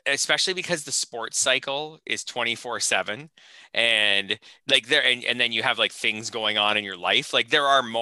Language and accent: English; Canada; I'm Canadian